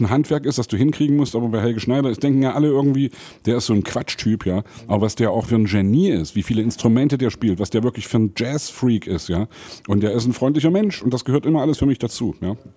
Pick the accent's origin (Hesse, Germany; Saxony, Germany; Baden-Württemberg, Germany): Saxony, Germany; als Sachse